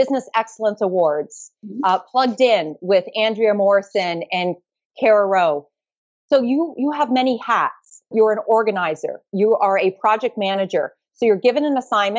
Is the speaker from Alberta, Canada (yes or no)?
no; Mississauga, Ontario, Canada; also born or lived in Toronto; I was born in Toronto and I grew up in Toronto, Mississauga